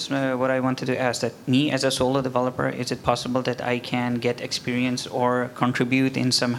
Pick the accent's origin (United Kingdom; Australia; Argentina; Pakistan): Pakistan; also born or lived in Kuala Lumpur, Malaysia; now in Malaysia; I'm actually from Pakistan